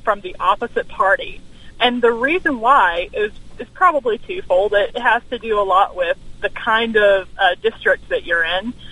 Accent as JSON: {"language": "English", "region": "Alabama", "country": "United States", "tie": "born or raised there", "moved": "as an adult", "said": "my home state is is Alabama. Okay. I, I moved here from from Alabama a few years okay. ago."}